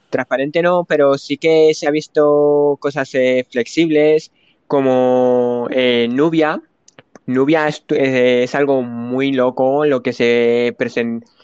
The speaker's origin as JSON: {"language": "Spanish", "country": "Spain", "said": "Yo soy español de España."}